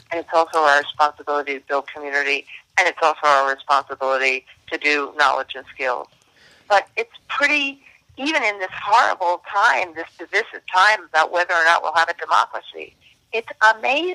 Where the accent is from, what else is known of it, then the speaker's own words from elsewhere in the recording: Clarkstown, New York, United States; I grew up in Rockland County, New York, from Clarkstown, New York